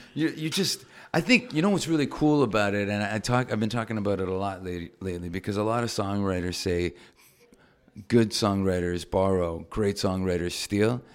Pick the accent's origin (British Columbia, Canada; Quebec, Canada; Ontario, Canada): Ontario, Canada; Toronto; moved away; I'm from Canada, right? Know, fine. So I grew up in Toronto.